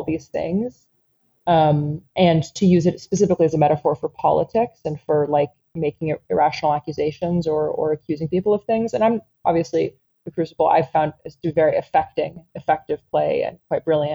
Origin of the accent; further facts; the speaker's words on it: West Coast, United States; I'm from the West Coast